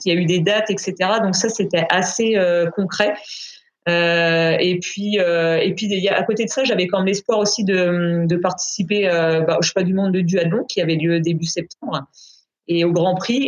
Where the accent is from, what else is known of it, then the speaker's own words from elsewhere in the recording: Brittany, France; je vis et je m'entraîne à, du côté de Rennes, donc je suis bretonne.